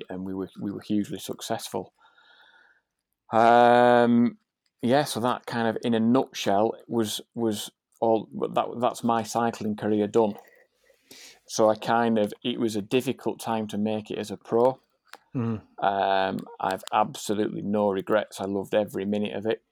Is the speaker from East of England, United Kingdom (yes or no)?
no; Yorkshire and the Humber, United Kingdom; I come from Yorkshire